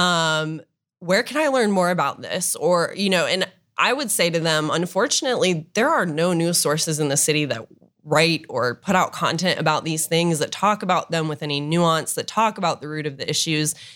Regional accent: Dublin, Ohio, United States; also born or lived in Oxford, Ohio / Washington, D.C.; I grew up in Dublin, um, lived there my whole life up until college

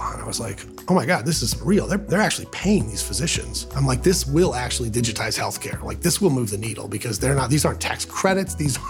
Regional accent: Canton, Ohio, United States; now in Columbus, United States; Grew up in Canton, Ohio. So Northeast Ohio. It's a little different than Columbus.

